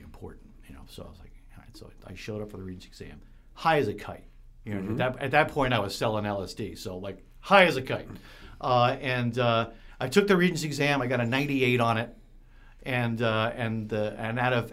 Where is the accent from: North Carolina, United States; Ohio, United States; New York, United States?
New York, United States; I grew up in New York State